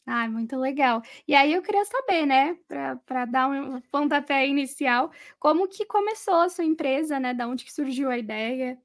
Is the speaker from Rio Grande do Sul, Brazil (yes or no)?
no; São Paulo, Brazil; sou de São Paulo mesmo